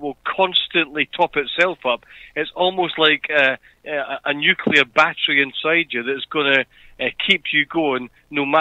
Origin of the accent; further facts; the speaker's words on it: Edinburgh, Scotland, United Kingdom; now in Australia; I'm not from Australia. I'm from a place called Edinburgh, which is in a country called Scotland